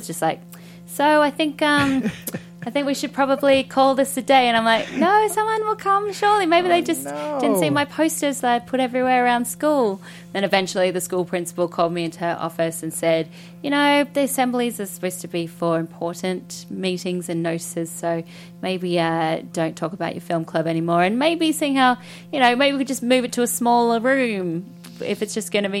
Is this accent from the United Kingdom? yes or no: no; Australia; Exactly that. So we had Bill Collins, who was our Robert Osborne, who would do the late night classic film, and he would introduce all the films.